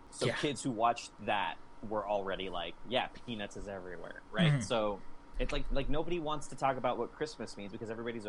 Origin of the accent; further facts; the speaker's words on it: Southern California and the Southwest, United States; also born or lived in Southwestern United States; I grew up in Southern California and the Southwest. I didn't see snow until I was like a teenager.